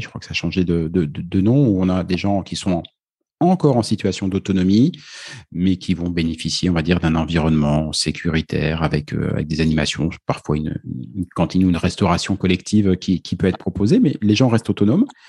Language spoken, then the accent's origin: French; France; si on est français